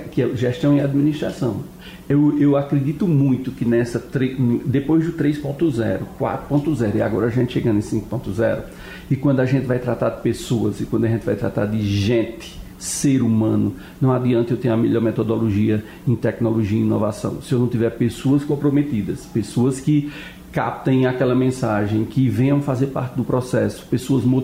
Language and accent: Portuguese; Campina Grande, Paraíba, Brazil; se eu sou da Paraíba, de Campina Grande, eu tenho o um cartão do SUS e eu sou atropelado em Brasília, esse acidente vai contar, esse atropelado vai, atropelado vai contar para Campina Grande.